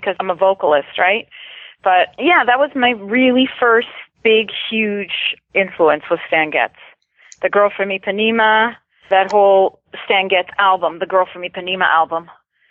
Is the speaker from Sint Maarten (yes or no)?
no; Toronto, Ontario, Canada; I'm from Canada, cold.